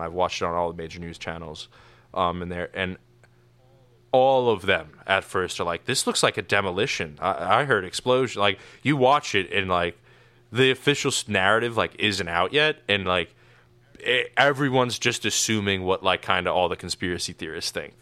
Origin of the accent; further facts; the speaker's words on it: New York, United States; I grew up in New York